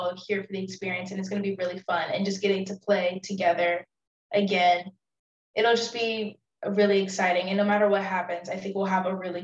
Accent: Houston, Texas, United States; I'm from Houston

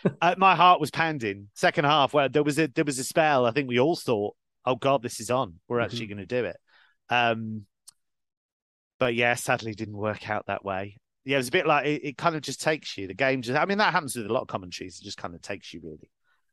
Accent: Liverpool, North West England, United Kingdom; born there; So people won't get it from the accent, but I was born in Liverpool and my whole family's from Liverpool.

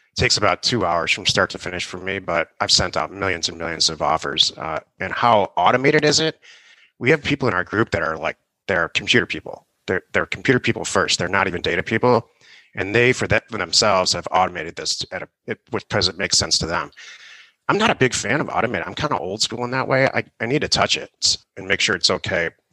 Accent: Detroit, Michigan, United States; also born or lived in California; now in Arizona, United States; I'm from Detroit

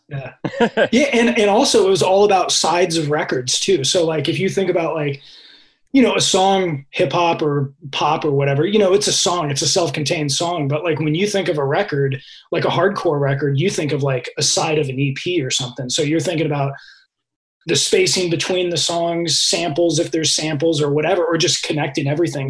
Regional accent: Redwood City, California, United States; Redwood City.

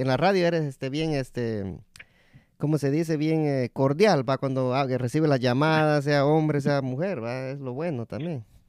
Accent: Guatemala; moved away; also born or lived in El Salvador; mi papá es de Guatemala, pero yo nací en Guatemala

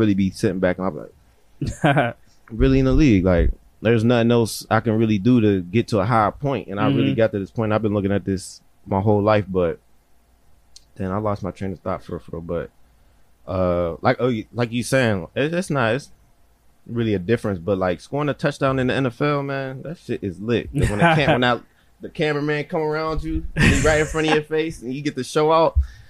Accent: Jamaica; No offense, I am Jamaican.

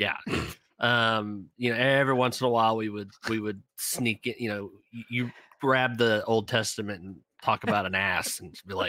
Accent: Texas, United States; I mean, we're from East Texas.

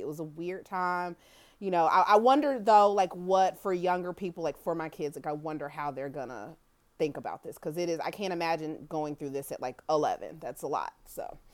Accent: Kansas City, Missouri, United States; I grew up in Kansas City, Missouri

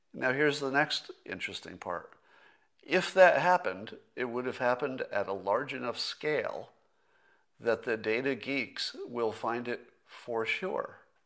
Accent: United States; as an American

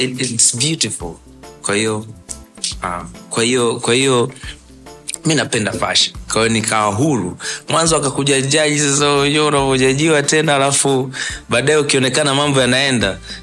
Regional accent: Dar es Salaam, Tanzania; mi nimezaliwa Sinza

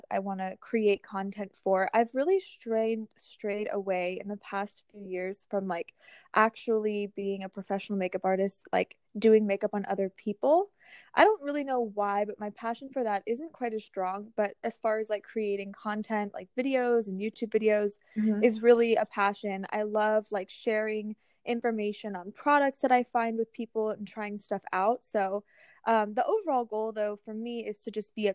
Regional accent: Northern Virginia, United States; now in Richmond, United States; I'm actually staying with my family right now in my hometown in Nova

